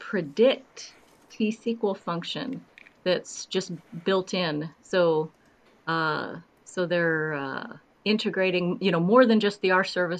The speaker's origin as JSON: {"language": "English", "region": "Midwest", "country": "United States", "tie": "born or raised there", "moved": "yes", "lives_now": "North Carolina, United States", "said": "I grew up in the Midwest"}